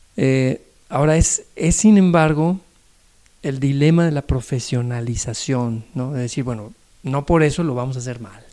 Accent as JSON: {"language": "Spanish", "town": "Acapulco", "region": "Guerrero", "country": "Mexico", "tie": "born or raised there", "also_born_or_lived": "Nuevo Laredo, Tamaulipas", "said": "allá en Acapulco, que es donde me crié. Yo nací en Nuevo Laredo, Tamaulipas, pero me crié en Acapulco"}